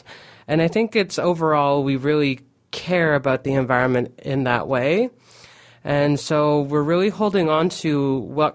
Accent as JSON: {"language": "English", "area": "Aamjiwnaang", "region": "Ontario", "country": "Canada", "tie": "born or raised there", "said": "growing up in Amjadong, I noticed that my family would go on small trips"}